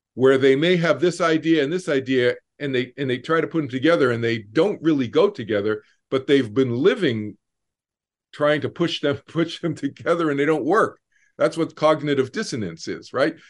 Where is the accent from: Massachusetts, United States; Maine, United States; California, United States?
Massachusetts, United States; Boston; moved away; growing up in Boston